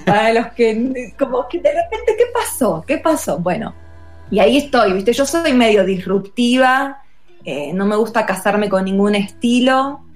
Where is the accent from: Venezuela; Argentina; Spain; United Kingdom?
Argentina; Don Torcuato, Buenos Aires Province; moved away as an adult; also born or lived in El Bolsón; now in Mexico; yo en realidad soy em, de, de, Don Torcuato, que es, em, digamos, partido de Tigre